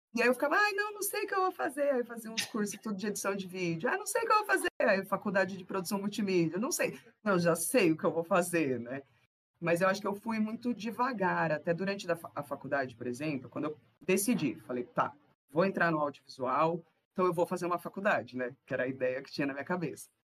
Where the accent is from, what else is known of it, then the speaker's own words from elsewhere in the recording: São Paulo, Brazil; eu nasci lá no, na divisa de São Paulo com Guarulhos, então eu sou bem lá do fundão da Zona Leste de São Miguel Paulista, e fui criada no Itaim Paulista.